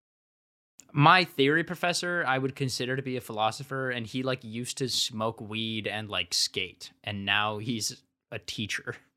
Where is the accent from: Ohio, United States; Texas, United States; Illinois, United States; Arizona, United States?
Ohio, United States; I'm from Ohio